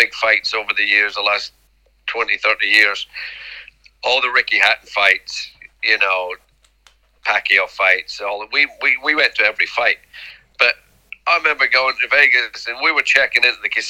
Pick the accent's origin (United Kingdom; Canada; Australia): United Kingdom; Scotland; moved away as an adult; also born or lived in Wolverhampton / America; now in United States; I come from Scotland where I was making £30 a week to £150 a week